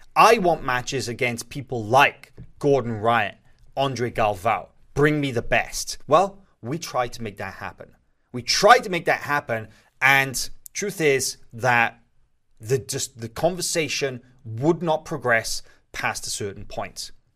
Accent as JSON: {"language": "English", "region": "Wales", "country": "United Kingdom", "said": "I'm from Wales."}